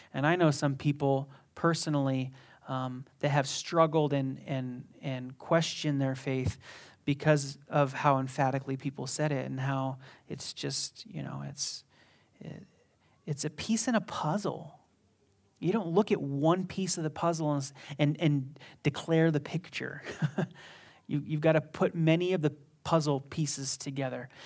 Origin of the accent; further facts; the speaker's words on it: Las Vegas, Nevada, United States; I was from Las Vegas. I was born here